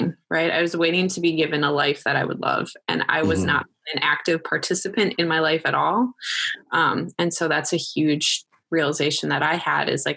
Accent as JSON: {"language": "English", "region": "Wisconsin", "country": "United States", "also_born_or_lived": "Minnesota", "moved": "as an adult", "said": "I moved back home to Wisconsin from Minnesota"}